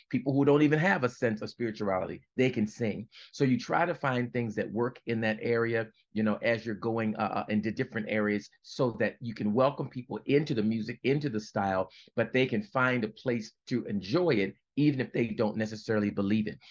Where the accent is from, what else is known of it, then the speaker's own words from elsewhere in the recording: Baltimore, Maryland, United States; I'm from Baltimore, Baltimore, Maryland